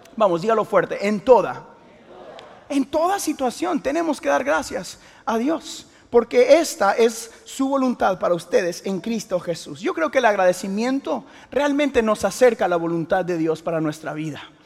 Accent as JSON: {"language": "Spanish", "town": "Houston", "region": "Texas", "country": "United States", "tie": "born or raised there", "lives_now": "The Woodlands, United States", "said": "mis ah, papás vinieron de Guatemala y yo nací acá en Houston, Texas"}